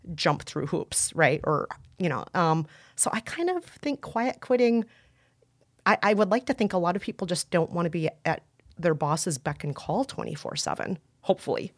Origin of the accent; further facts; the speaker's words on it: Minnesota, United States; I was, uh, raised in a very white part of Minnesota